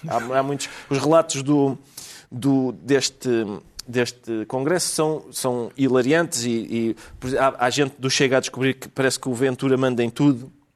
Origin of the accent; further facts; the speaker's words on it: Portugal; somos portugueses